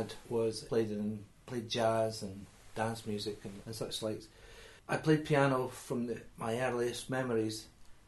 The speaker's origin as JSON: {"language": "English", "town": "Pitlochry", "region": "Scotland", "country": "United Kingdom", "tie": "born or raised there", "said": "I was born in Pitlochry"}